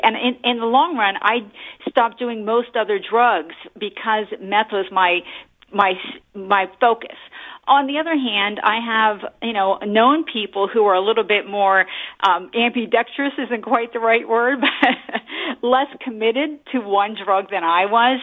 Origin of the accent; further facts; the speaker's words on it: New Jersey, United States; moved away as an adult; now in Bay Area, United States; I grew up in Central Jersey, but I came to California